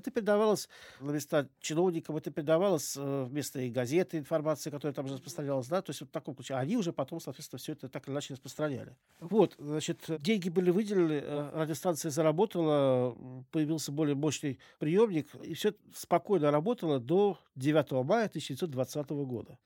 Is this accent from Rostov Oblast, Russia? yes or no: no; Moscow, Russia; я коренной москвич. Мои предки жили э, в Замоскворечье. Долгие годы э, в детстве я провел в районе вот как раз станции метро «Аэропорт»